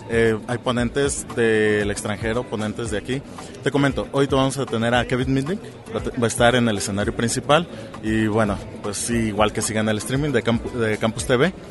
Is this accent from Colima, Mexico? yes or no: yes; Colima, Mexico; yo soy de Colima